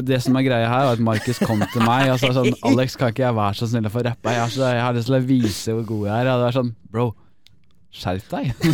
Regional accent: Elverum, Innlandet, Norway; jeg er fra Elverum

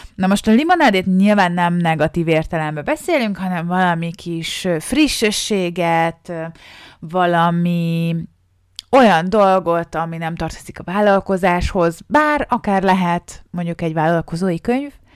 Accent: Balatonfüred, Veszprém County, Hungary; moved away; Balatonfüredről származunk, szárm, onnan jövök, és ez ott tanultam általános iskolába, középiskolába

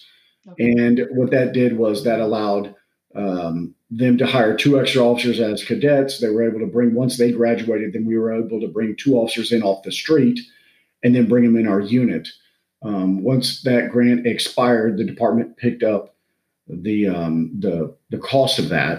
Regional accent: Texas, United States; I'm from Texas

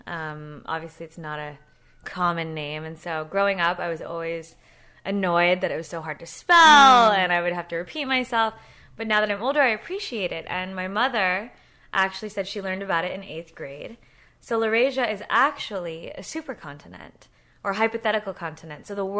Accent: Los Angeles, California, United States; I was born and raised, I was born in Tarzana. What? I know. And then raised here in LA, so it's rare.

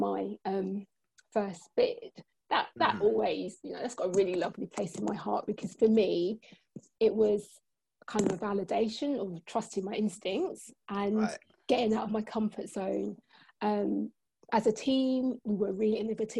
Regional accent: Croydon, London, United Kingdom; where I'm from, I'm a South London girl. I'm from Croydon.

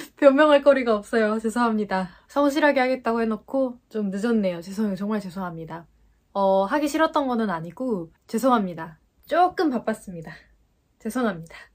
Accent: Gwangju, South Korea; moved away as an adult; now in Seoul, South Korea; 제 고향이 전라도 아래쪽에 있는 광주예요. 광주 광역시인데 거기에서 가족들과 이렇게 살다가

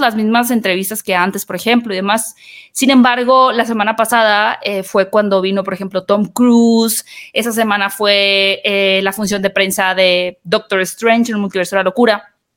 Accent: Hermosillo, Sonora, Mexico; now in Mexico City, Mexico; yo soy del norte de México, yo soy de Hermosillo, donde está la mejor carne asada de todo el país

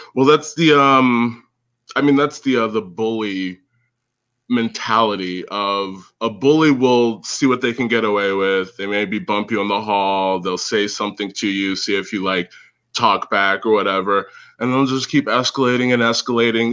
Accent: United States; especially as an American

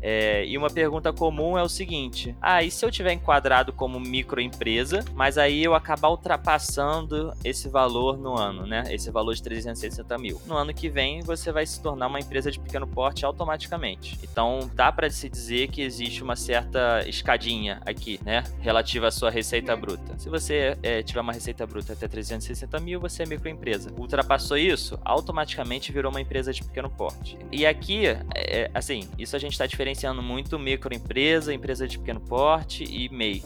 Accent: Rio de Janeiro, Brazil; como eu sou do Rio, eu falo M

